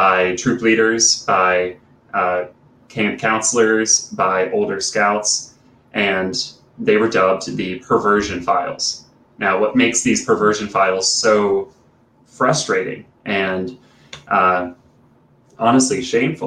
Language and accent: English; South Carolina, United States; a camp in the foothills of Appalachia, right in my home state of South Carolina